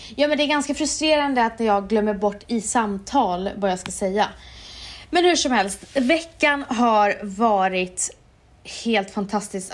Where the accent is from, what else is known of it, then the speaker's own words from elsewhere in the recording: Umeå, Västerbotten County, Sweden; när jag var liten i Umeå.